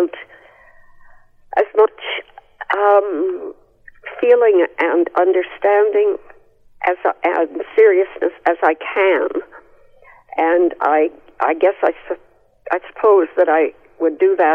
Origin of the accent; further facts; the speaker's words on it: Canada; when I was young, I never knew anybody who wasn't a Canadian